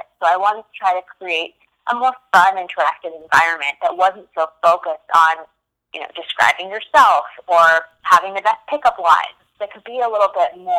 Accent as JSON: {"language": "English", "region": "New York", "country": "United States", "tie": "born or raised there", "also_born_or_lived": "London", "moved": "as an adult", "said": "I'm originally from New York. Born and raised"}